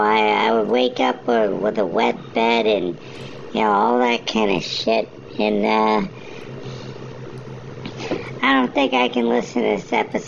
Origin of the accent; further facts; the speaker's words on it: New York City, New York, United States; growing up in the Bronx